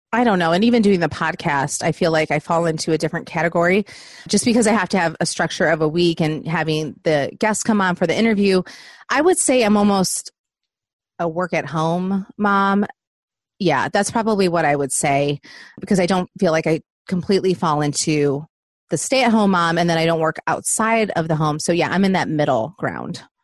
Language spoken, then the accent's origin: English; Southeast Michigan, United States; moved away as an adult; now in Nashville, United States; I'm originally from Southeast Michigan